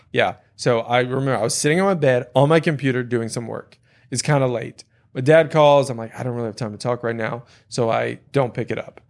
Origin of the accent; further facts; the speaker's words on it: Louisiana, United States; growing up in Louisiana